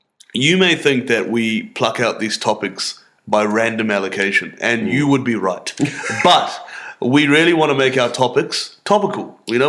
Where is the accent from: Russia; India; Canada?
India; accent: Indian; as the gin hits you and as my Indian accent arises out of my suppression of it, we're just going to lose sight of how to say Helicobacter.